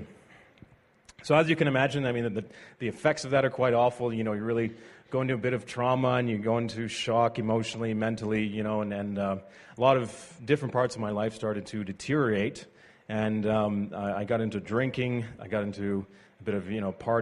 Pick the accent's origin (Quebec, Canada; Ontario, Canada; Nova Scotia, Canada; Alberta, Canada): Ontario, Canada; Ottawa; I grew up in Ottawa.